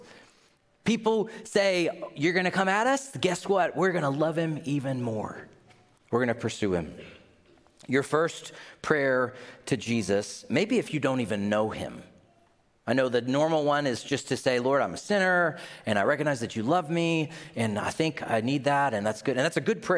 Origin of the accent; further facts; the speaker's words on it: Tennessee, United States; I grew up in Tennessee